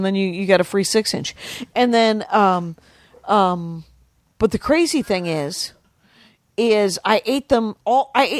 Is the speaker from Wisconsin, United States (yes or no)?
yes; Wisconsin, United States; moved away; I'm from Wisconsin.